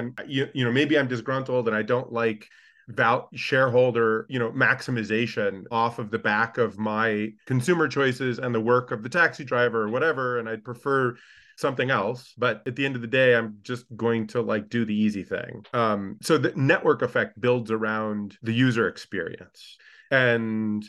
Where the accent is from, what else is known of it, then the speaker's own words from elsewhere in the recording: United States; as an American tourist who's done both